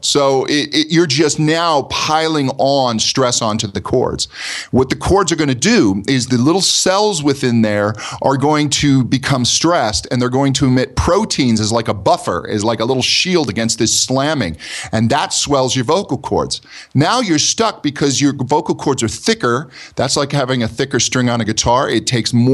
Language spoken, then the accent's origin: English; United States; accent: American; my American accent